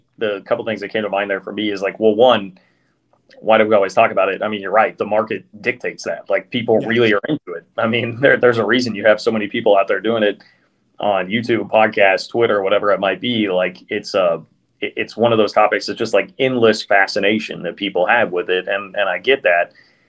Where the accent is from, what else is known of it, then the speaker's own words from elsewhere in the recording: Midwest, United States; I grew up in the Midwest